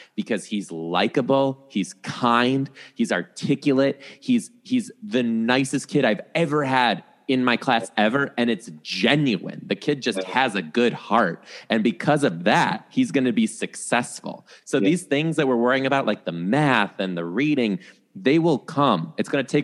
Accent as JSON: {"language": "English", "town": "Detroit", "region": "Michigan", "country": "United States", "also_born_or_lived": "Chicago area", "moved": "as an adult", "lives_now": "Seattle, United States", "said": "I'm from the Detroit area of Michigan."}